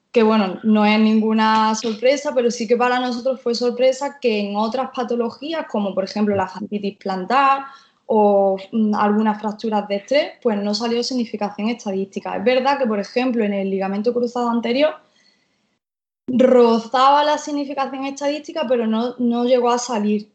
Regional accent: Jaén, Andalusia, Spain; moved away as an adult; now in Málaga, Spain; vivo actualmente en Málaga, pero soy de Jaén. Vivo aquí en Málaga de hace unos

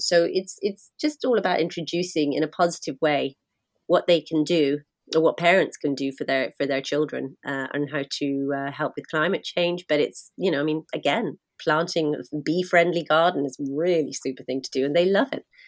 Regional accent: London, United Kingdom; now in Ireland; I'm from London

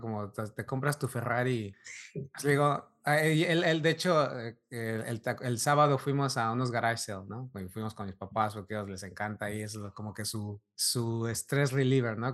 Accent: Mexico; como mexicano creces y, y tienes mucha influencia europea

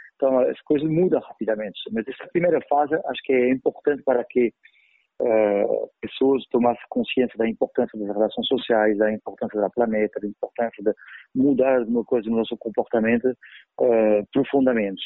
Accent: France; Portuguese is a second language; also born or lived in Paris; now in Brazil; Eu sou francês, eu vivi com terrorismo durante anos em, Paris

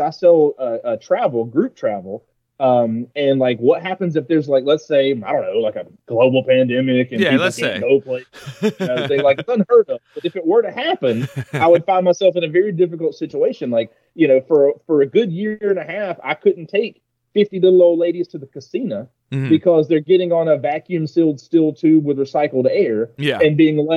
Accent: Georgia, United States; accent: southern; I am a Georgia native. So depending on where I am in the country, my accent is thicker or lesser

